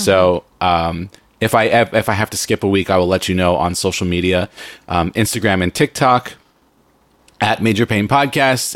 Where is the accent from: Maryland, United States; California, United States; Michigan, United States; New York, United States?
California, United States; San Diego; I grew up in San Diego